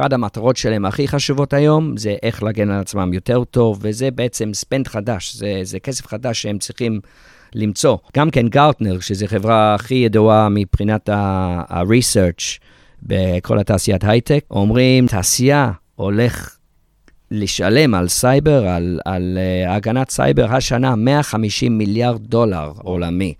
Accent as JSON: {"language": "Hebrew", "region": "England", "country": "United Kingdom", "tie": "born or raised there", "moved": "as an adult", "lives_now": "Israel", "said": "אני יליד ישראל, אבל גדלתי באנגליה"}